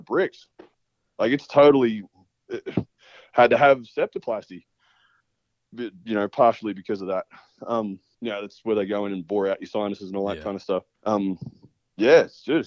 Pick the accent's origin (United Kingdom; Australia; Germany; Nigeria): Australia